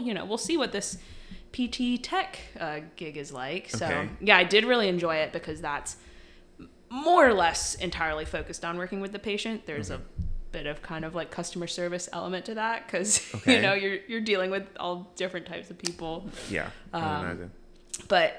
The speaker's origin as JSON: {"language": "English", "region": "Connecticut", "country": "United States", "tie": "born or raised there", "also_born_or_lived": "Williamsburg, Virginia", "moved": "as an adult", "said": "I grew up in Connecticut"}